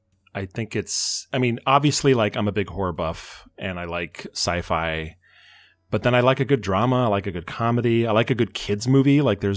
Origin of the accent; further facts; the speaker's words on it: Fort Collins, Colorado, United States; born there; also born or lived in Boulder; So I was born in Fort Collins and then we moved. But then my grandparents lived in Boulder.